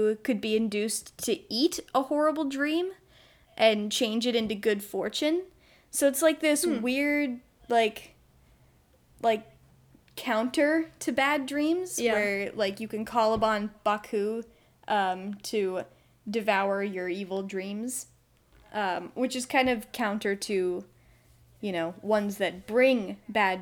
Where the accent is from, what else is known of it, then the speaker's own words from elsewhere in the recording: United States; accent: American; my American accent